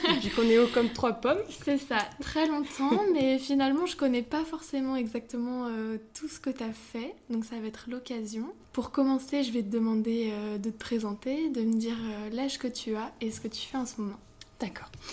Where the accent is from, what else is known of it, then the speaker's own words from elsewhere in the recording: Brittany, France; on est bretonne